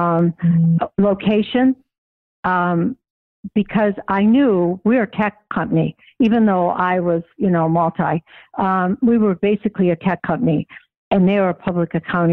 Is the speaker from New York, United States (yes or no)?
no; Denver, Colorado, United States; growing up in Denver in the consulting area